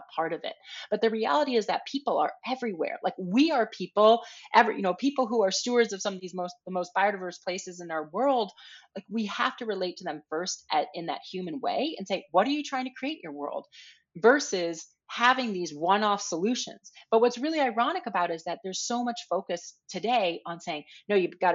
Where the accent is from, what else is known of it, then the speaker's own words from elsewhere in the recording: Minnesota, United States; moved away; I grew up in Minnesota on these canoe trips